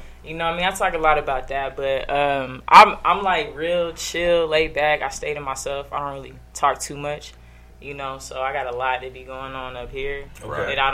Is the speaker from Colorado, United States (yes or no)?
yes; Denver, Colorado, United States; I'm from Denver